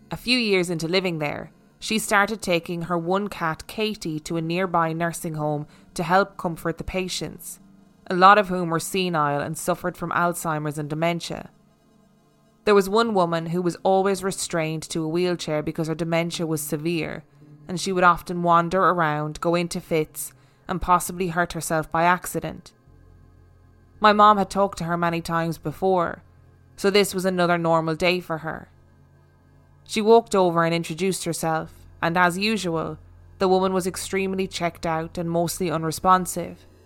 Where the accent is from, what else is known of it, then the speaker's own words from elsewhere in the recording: Virginia, United States; born there; I was born in 2000 in Virginia